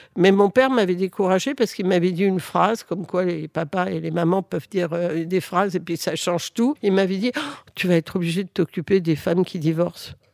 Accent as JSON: {"language": "French", "country": "France", "tie": "born or raised there", "second_language": "French", "said": "je suis arrivée en France à l'âge de 6 ans. Euh, je ne parlais pas français."}